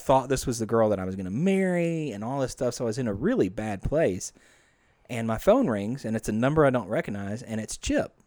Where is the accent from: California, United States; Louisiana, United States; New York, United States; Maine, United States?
Louisiana, United States; Bethany; also born or lived in Bossier City, Louisiana / Shreveport, Louisiana; grew up in Bethany, Louisiana before moving to Bossier when I was a mere thirteen